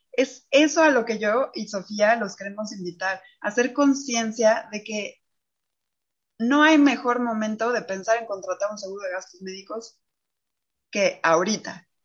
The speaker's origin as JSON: {"language": "Spanish", "country": "Mexico", "said": "Somos mujeres mexicanas"}